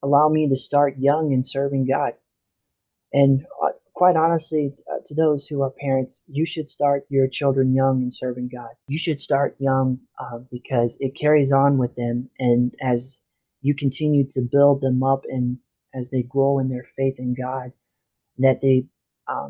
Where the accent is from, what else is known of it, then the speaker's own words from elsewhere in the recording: Illinois, United States; I was born in Illinois, where I grew up with my mom and dad and my family